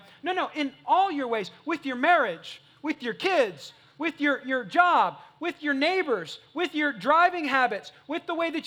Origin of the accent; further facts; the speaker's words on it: California, United States; now in Texas, United States; I ain't from Texas. I'm not from here. I'm from California